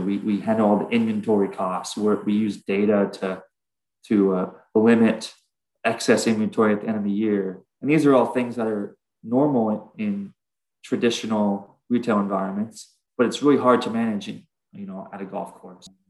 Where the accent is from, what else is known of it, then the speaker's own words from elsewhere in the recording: Southern California, United States; we're we're from Southern California